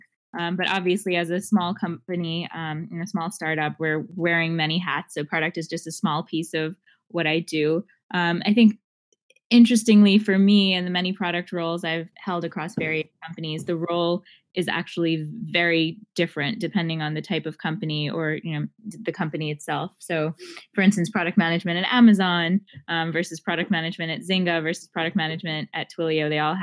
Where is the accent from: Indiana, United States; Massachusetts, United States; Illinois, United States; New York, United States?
New York, United States; Long Island; I grew up on Long Island, New York.